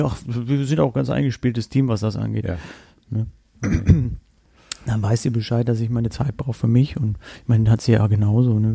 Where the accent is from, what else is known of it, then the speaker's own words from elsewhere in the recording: Rostock, Mecklenburg-Vorpommern, Germany; moved away; ich komme gebürtig aus Rostock